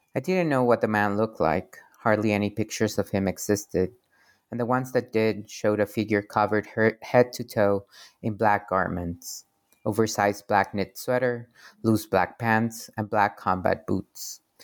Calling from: Querétaro, Mexico; I'm calling from Querétaro, Mexico

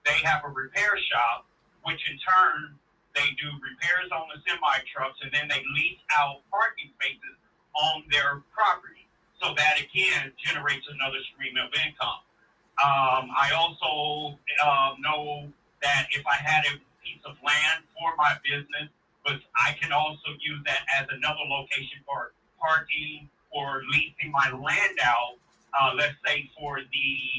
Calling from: Kansas City, Missouri, United States; Yes, … … from Kansas City, Missouri.

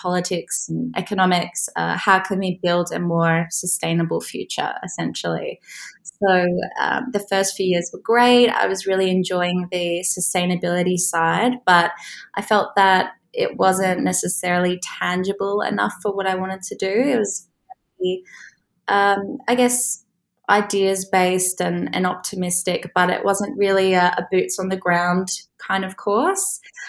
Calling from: Warwick, West Midlands, United Kingdom; I'm joining from Warwick in England, which is near Birmingham, a couple hours from London.

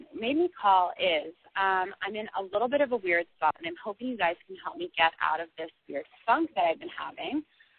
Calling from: San Francisco, California, United States; I'm calling from San Francisco, California.

